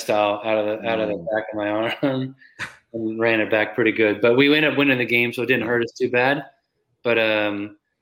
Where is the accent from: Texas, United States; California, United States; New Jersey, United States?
California, United States; moved away; when I grew up in California.